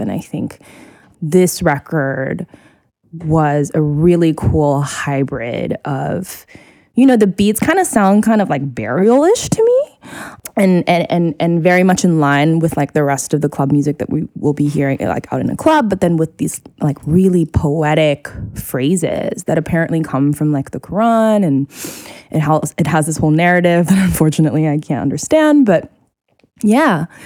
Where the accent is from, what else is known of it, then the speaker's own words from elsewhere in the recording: Singapore; moved away; growing up in Singapore, I would hear you know, like calls to prayer for the mosque all the time